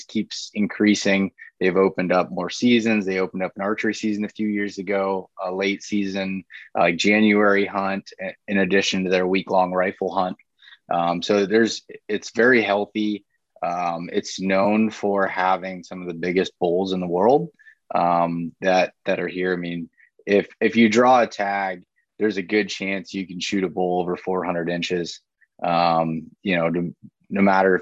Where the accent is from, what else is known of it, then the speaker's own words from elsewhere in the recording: Pennsylvania, United States; in Pennsylvania, when I'm hunting deer, like this is my home state, I spend the most time in it.